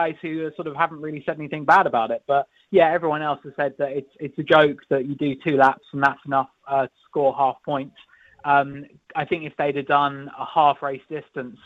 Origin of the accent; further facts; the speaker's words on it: United Kingdom; I'm British